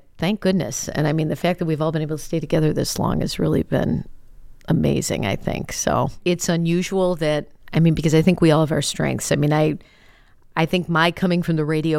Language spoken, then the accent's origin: English; Chicago, Illinois, United States; I grew up in Chicago